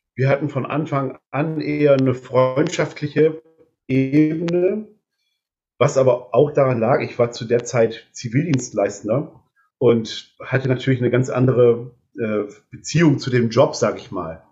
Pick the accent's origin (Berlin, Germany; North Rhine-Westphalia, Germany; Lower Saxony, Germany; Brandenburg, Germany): Lower Saxony, Germany; Delmenhorst; moved away as an adult; also born or lived in Ganderkesee; now in Neulingen, Germany; ich komme aus gebürtig aus Delmenhorst